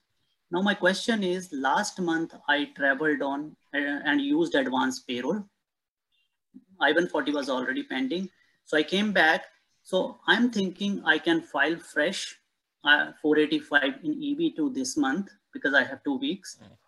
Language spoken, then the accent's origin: English; North India, India; now in United States; I'm from North India.